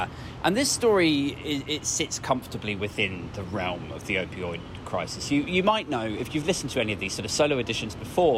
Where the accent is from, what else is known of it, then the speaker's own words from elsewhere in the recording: Oregon, United States; I'm from Oregon.